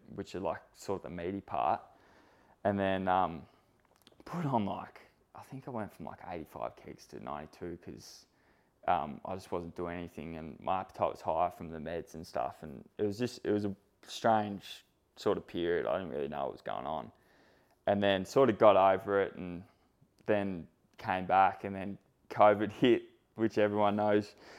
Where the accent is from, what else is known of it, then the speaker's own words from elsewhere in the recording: Sydney, New South Wales, Australia; I grew up in Sydney